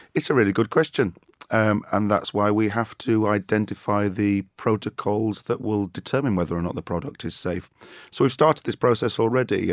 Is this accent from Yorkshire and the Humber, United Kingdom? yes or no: yes; Yorkshire and the Humber, United Kingdom; as a Yorkshire man